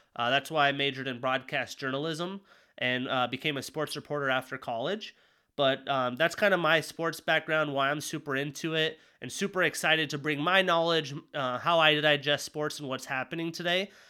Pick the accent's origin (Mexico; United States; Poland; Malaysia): United States; Jackson, Wyoming; moved away; also born or lived in Montana; growing up in Wyoming